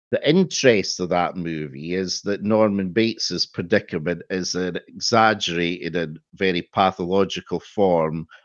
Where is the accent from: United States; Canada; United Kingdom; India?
United Kingdom; Scotland; no, we're Scottish